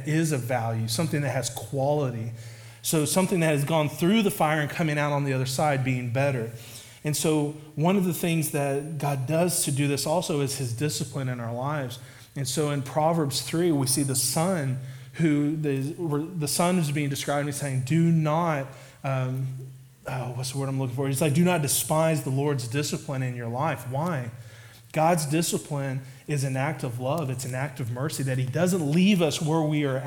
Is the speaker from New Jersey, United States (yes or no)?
no; Oklahoma, United States; I'm from Oklahoma, so, like, you have tornadoes